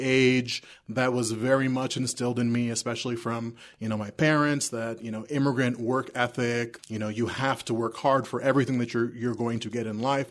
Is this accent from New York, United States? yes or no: yes; New York City, New York, United States; also born or lived in South America; now in Castle Rock, United States; I grew up in New York City. My family immigrated from South America, uh, when I was two